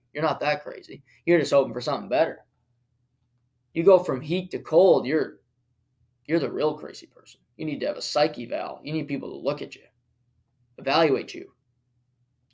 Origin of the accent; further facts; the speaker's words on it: Canada; I was born in Canada and I played hockey for 18 years